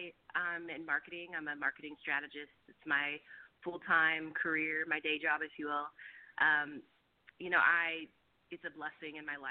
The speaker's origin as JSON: {"language": "English", "town": "Roseville", "region": "California", "country": "United States", "tie": "born or raised there", "moved": "yes", "lives_now": "Oakland, United States", "said": "I'm actually from Sacramento area, a town called Roseville, if you've ever heard of it. And then I moved to Oakland"}